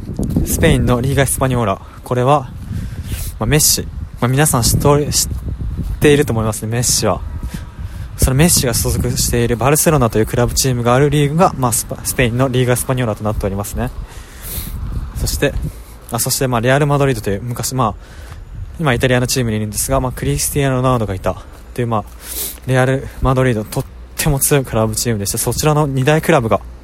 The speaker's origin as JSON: {"language": "Japanese", "region": "Saitama", "country": "Japan", "tie": "born or raised there", "also_born_or_lived": "Niigata", "said": "私も2歳から埼玉に住んでいるんですがその えっとまあ、生まれたのが新潟ということで"}